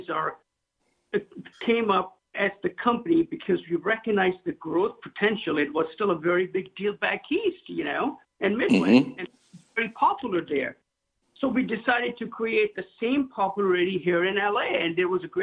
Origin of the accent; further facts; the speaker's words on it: Pakistan; moved away as an adult; now in Los Angeles, United States; My dad was an import-export carpet when I was growing up. And also, he was like the CFO of a hospital back home in Pakistan.